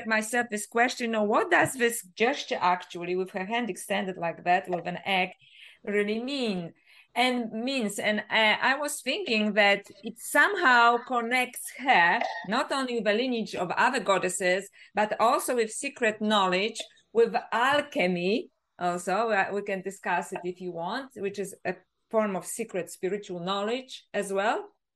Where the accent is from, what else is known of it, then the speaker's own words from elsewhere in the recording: Poland; English is a second language; now in Australia; Because I originally grew up in Poland, so that's why my accent, if people wonder. I live in Australia now, but I'm originally from Poland.